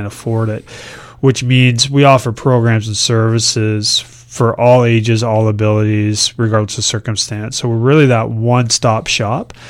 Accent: Woodstock, Ontario, Canada; now in Kingston, Canada; I grew up in Woodstock, Ontario, Western Ontario

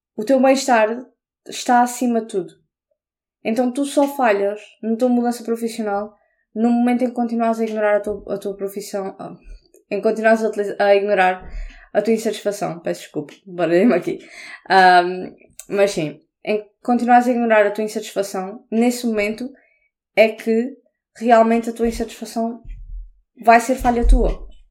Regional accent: Portugal; now in England, United Kingdom; não sou inglesa, sou portuguesa

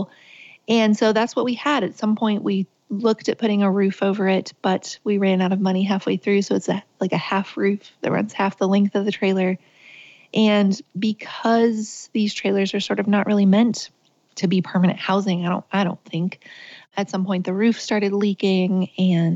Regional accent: Richwood, West Virginia, United States; I was born and raised in West Virginia. I grew up on the top of a mountain called Fenwick Mountain that kind of fed into the town, which was called Richwood.

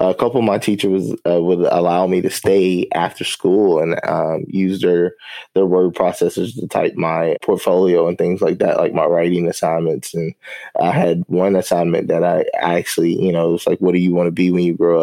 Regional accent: Winchester, Kentucky, United States; also born or lived in Lexington, Kentucky / Jacksonville, Florida; I grew up in a little small town in Kentucky called Winchester and Lexington

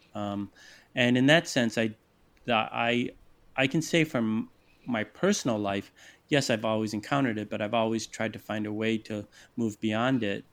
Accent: Detroit, Michigan, United States; I'm from Detroit, a very racialized city. I grew up, you know, just trying to straddle that line

